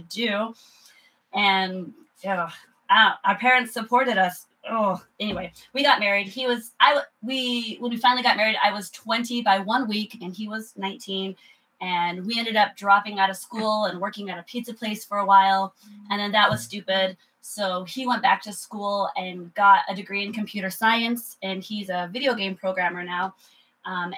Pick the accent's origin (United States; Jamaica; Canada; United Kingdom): United States; Southern Idaho; now in Austin, United States; I was born in Idaho. I was a poor kid in Idaho